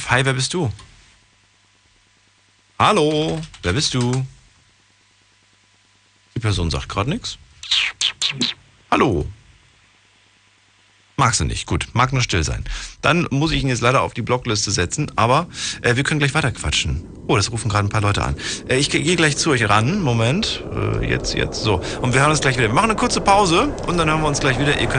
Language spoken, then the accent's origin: German; Stuttgart, Baden-Württemberg, Germany; bin aus Stuttgart.